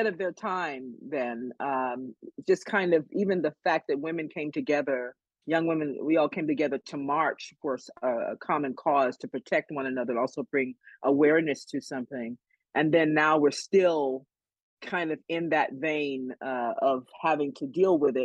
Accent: the East, East Coast, United States; moved away as an adult; also born or lived in New York; now in Los Angeles, United States; I'm from the East.

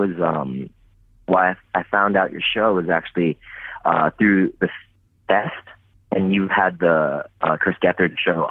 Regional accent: Tokyo, Japan; I'm from Tokyo, Japan.

